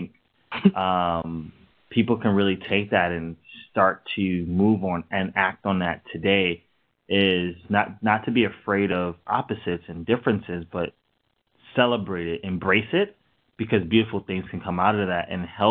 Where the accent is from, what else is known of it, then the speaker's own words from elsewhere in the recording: New York, United States; we're from New York